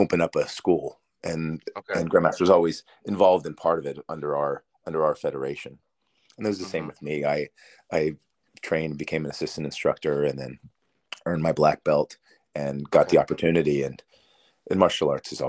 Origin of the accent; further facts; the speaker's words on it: Pennsylvania, United States; moved away as an adult; also born or lived in Las Vegas, Nevada / Westminster, Maryland; now in Atlanta, United States; I was from a rural town in Pennsylvania